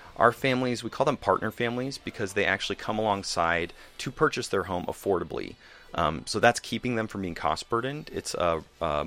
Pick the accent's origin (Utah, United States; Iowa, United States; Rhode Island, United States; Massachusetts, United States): Iowa, United States; Des Moines; The church I grew up with in Des Moines